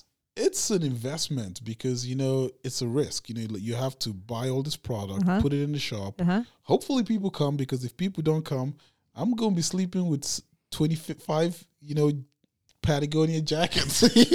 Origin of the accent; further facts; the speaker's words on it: Abuja, Federal Capital Territory, Nigeria; now in Los Angeles, United States; But that was always the cool thing is always how I came from Africa, which I grew up in the capital of Nigeria.